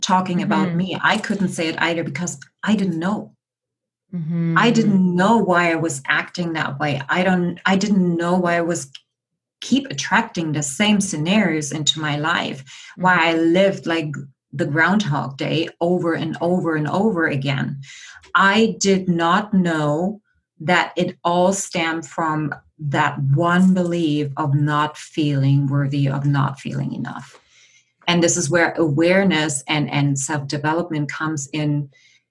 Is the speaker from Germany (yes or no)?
yes; Germany; now in Victoria, Canada; I'm born and raised in just outside of Berlin, Germany, and I'm currently residing in Victoria, British Columbia, on the west coast of Canada